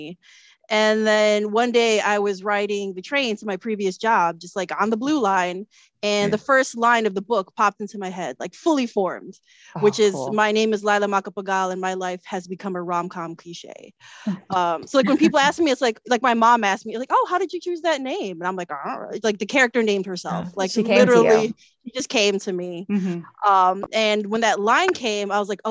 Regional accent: Chicago, Illinois, United States; a Filipino American born and raised in Chicago

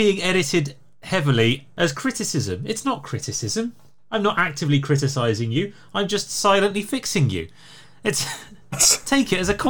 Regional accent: Birmingham, West Midlands, United Kingdom; who was born in Birmingham and is therefore officially a Peaky Blinder.

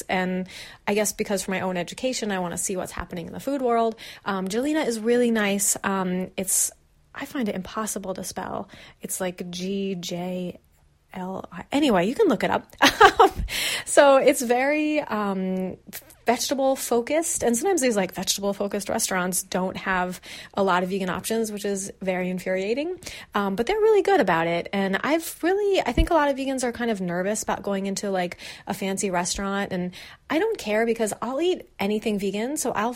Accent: Arizona, United States; now in Los Angeles, United States; I grew up in Arizona

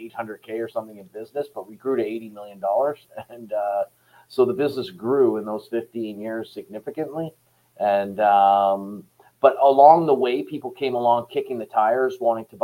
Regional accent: Canada; I was really a Canadian guy running a Canadian company

